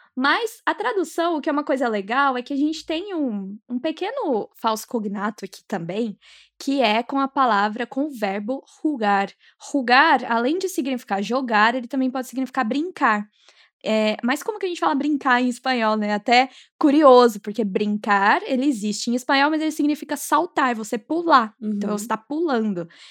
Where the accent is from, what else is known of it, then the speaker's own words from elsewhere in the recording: Minas Gerais, Brazil; eu sou de Minas